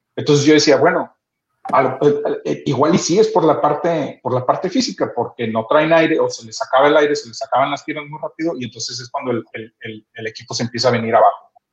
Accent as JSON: {"language": "Spanish", "country": "Mexico", "said": "nosotros como mexicanos"}